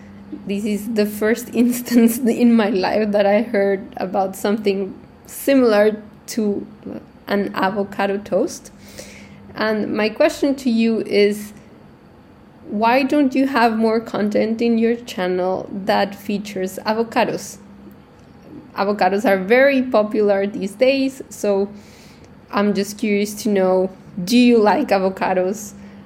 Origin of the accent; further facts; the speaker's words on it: Colombia; now in Portugal; I live in Portugal, but I am originally from Colombia, and I grew up eating avocados since I was a kid.